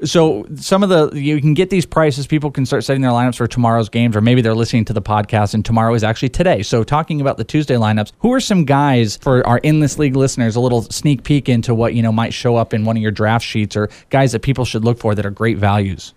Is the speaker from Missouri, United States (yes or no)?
no; the Bay Area, California, United States; now in Phoenix, United States; I'm from the Bay Area